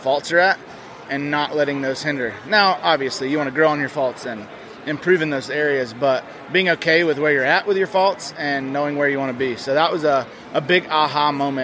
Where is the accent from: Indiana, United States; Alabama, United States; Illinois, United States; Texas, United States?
Alabama, United States; also born or lived in Colorado; now in Arizona, United States; I'm originally from Alabama